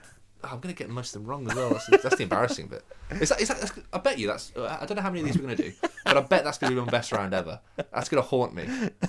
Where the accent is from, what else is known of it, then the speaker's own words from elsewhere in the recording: Birmingham, West Midlands, United Kingdom; So I grew up in Birmingham.